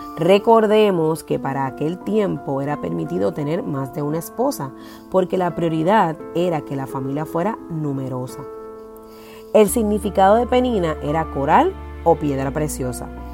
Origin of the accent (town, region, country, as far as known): Puerto Rico